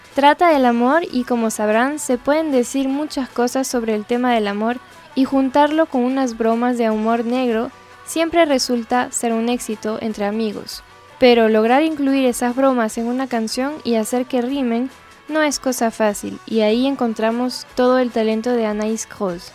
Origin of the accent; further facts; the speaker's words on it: northern France, France; now in Ecuador; una francesa del norte viviendo ahora en el exótico Ecuador